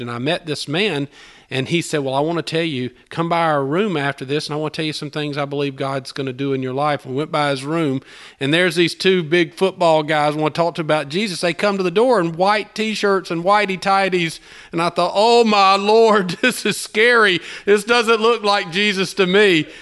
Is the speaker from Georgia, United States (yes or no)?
yes; Albany, Georgia, United States; moved away as an adult; now in Opelika, United States; I'm not from Opelika. I'm from Albany, Georgia, which is about two hours south of here